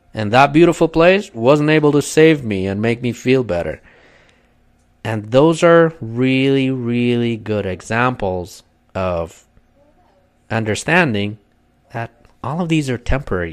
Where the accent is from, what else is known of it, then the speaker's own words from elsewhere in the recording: Kurdistan Region, Iraq; English is a second language; moved away as an adult; now in United States; I am from Kurdistan in northern Iraq. I came to the States 10 years ago